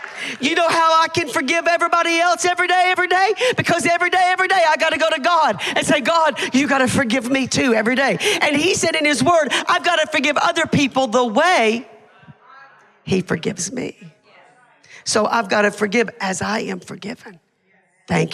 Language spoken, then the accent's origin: English; Hamilton, Alabama, United States; Hamilton, Alabama, that's my hometown where the ramp is